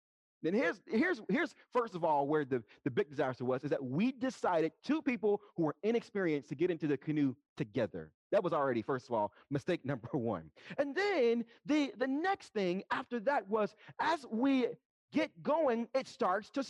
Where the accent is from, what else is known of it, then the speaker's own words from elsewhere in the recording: Dayton, Ohio, United States; moved away; I'm originally from Dayton, Ohio, from the city